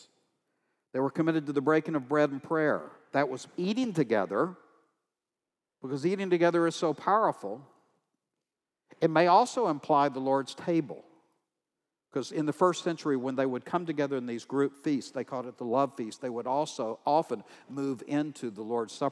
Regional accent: Texas, United States; I'm from Texas

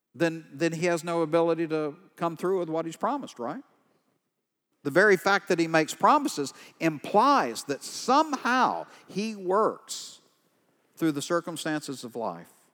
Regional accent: East Texas, United States; I'm from East Texas. These are my people.

